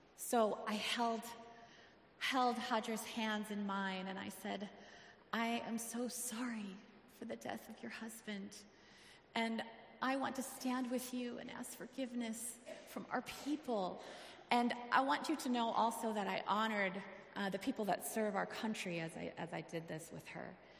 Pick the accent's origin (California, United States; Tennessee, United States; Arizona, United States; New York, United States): Arizona, United States; I'm from Arizona